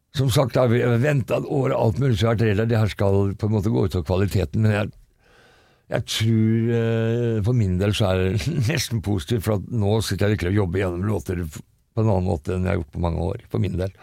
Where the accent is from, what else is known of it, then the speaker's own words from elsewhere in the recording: Fredrikstad, Østfold, Norway; Jeg er fra Fredrikstad